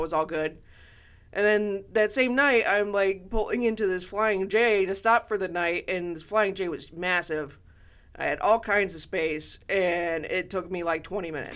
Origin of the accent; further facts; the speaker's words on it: Toledo, Ohio, United States; growing up in Toledo